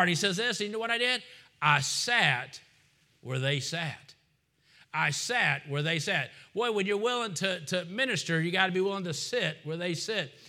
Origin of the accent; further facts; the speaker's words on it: United States; I'm American